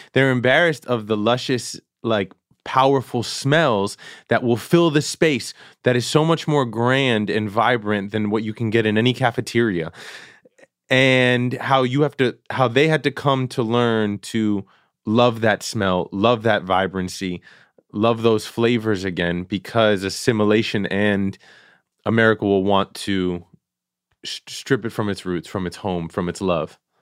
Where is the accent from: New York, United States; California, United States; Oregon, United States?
New York, United States; New York City; born and raised in Queens